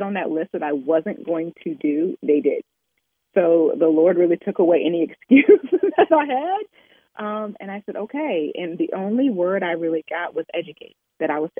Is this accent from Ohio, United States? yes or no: yes; Oberlin, Ohio, United States; I grew up in Overland, Ohio, which is a stop on the Underground Railroad